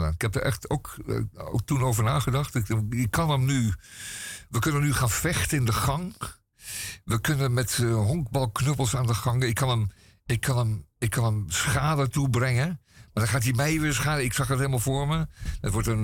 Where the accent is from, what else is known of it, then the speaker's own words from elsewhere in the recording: Amsterdam, North Holland, Netherlands; als Amsterdammer